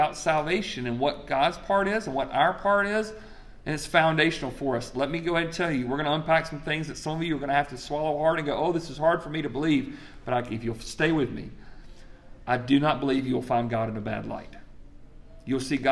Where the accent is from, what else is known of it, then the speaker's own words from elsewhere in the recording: Greenwood, South Carolina, United States; I'm from Greenwood, South Carolina